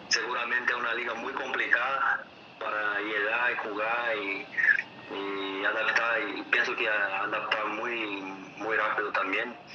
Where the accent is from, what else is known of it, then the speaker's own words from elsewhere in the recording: Brazil; Spanish is a second language; moved away as an adult; nosotros también, en Brasil